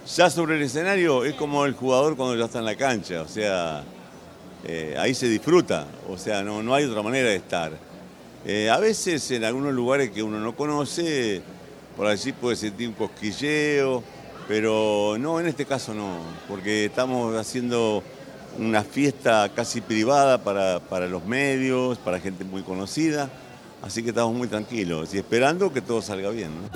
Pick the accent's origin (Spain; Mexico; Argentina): Argentina; Santa Fe; nosotros somos de Santa Fe